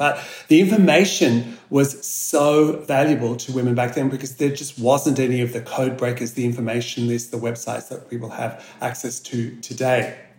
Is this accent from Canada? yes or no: no; Australia; So Australia, you know, 80% of facial aging is caused by the sun. and as Australian scientists like me, our dermatologists, our plastic surgeons are very well aware of this